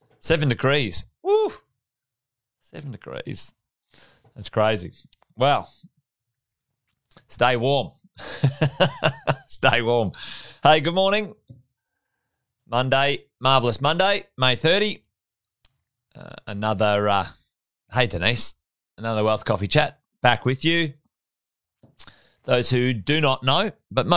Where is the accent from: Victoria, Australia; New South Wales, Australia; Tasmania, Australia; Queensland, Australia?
Queensland, Australia; Charters Towers; I grew up in Charters Towers. There you go. Went to high school there